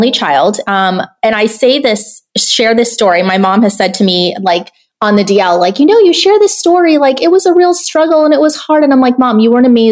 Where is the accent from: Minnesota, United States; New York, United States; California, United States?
California, United States; San Ysidro; I grew up in Section 8 housing in a border town called San Ysidro, like right next to, you know, the Mexican border in California